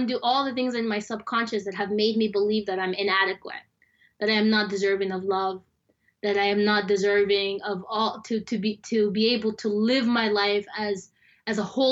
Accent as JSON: {"language": "English", "country": "United States", "tie": "born or raised there", "also_born_or_lived": "Sudan", "said": "growing up in America"}